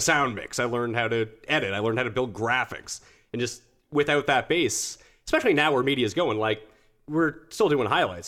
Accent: Halifax, Nova Scotia, Canada; also born or lived in Montreal / Calgary; now in Toronto, Canada; I'm from the East Coast. I'm from Halifax.

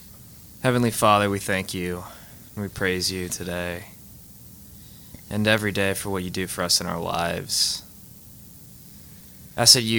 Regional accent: Lafayette, Louisiana, United States; I am born and raised here in Lafayette.

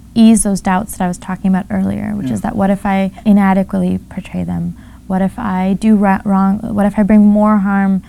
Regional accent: California, United States; as a teenager growing up in California in this family

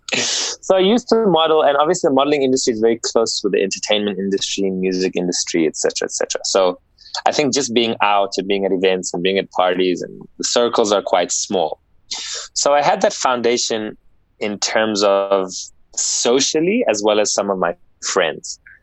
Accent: South Africa; born and bred in South Africa

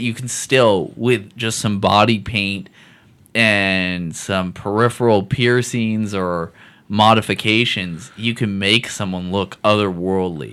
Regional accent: Seattle, Washington, United States; I grew up in Seattle.

